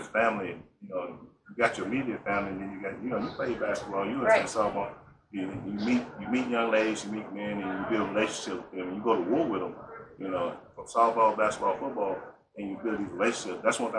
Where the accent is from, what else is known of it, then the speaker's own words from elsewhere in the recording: Bells, Tennessee, United States; moved away; also born or lived in Atlanta, Georgia; I'm from Bellbrook. So I tell the story all the time. When I left Tennessee and went to Atlanta to play basketball